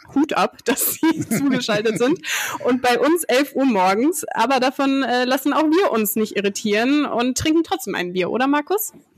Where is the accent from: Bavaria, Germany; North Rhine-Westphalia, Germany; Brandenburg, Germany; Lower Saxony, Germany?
North Rhine-Westphalia, Germany; Dinslaken; dass wir beide in Dienstlaken aufgewachsen sind